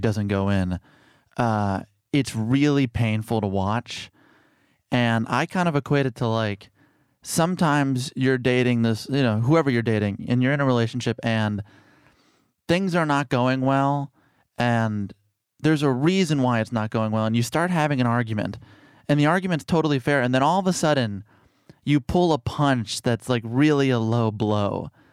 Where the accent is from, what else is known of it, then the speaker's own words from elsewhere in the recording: Chicago, Illinois, United States; I grew up in Chicago, o, on the South Side